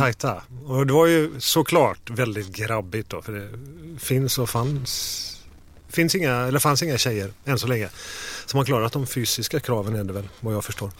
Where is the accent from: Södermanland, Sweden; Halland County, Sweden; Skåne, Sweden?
Halland County, Sweden; Falkenberg; moved away; västkusten, Falkenberg